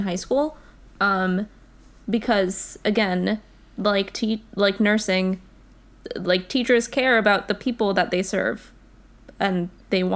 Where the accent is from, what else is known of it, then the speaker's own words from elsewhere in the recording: United States; We're both American